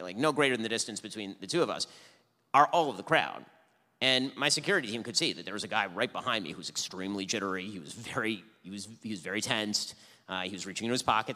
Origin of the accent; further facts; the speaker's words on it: United States; I'd always felt as an American Jew